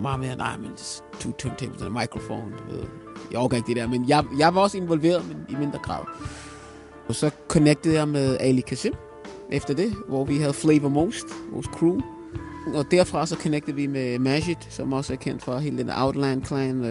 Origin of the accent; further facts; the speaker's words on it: Kokkedal, Capital Region of Denmark, Denmark; Danish is a second language; voksede op i Kokkedal, som, og umiddelbart er Kokkedal Nordsjælland